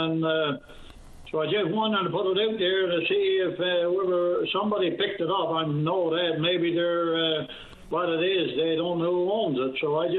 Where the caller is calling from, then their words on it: Bishop's Falls, Newfoundland and Labrador, Canada; I'm calling you from Bishop Falls.